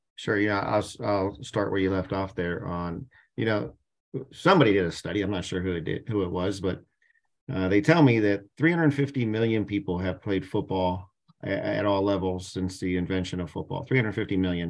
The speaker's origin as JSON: {"language": "English", "town": "Canton", "region": "Ohio", "country": "United States", "said": "I'm from Canton, Ohio"}